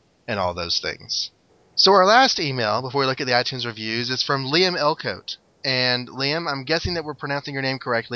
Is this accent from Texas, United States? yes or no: yes; Dallas, Texas, United States; now in East Texas, United States; I'm over in East Texas, buddy, and I grew up in the Dallas area